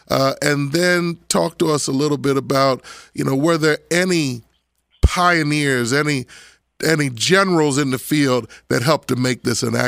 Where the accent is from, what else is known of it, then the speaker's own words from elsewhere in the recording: Abington, Pennsylvania, United States; moved away as an adult; also born or lived in Norfolk, Virginia; I grew up in Abington, Pennsylvania, okay, which is 12% black.